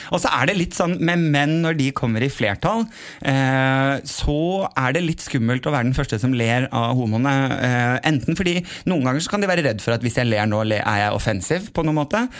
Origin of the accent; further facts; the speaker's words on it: Sandefjord, Vestfold, Norway; also born or lived in Kjerringøy, Bodø; Jeg har vokst opp i Sandefjord